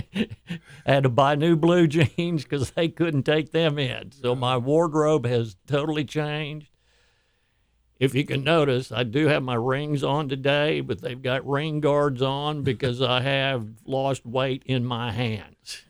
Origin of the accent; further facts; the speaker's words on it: Houston, Texas, United States; I grew up here in Houston, moved here in 1959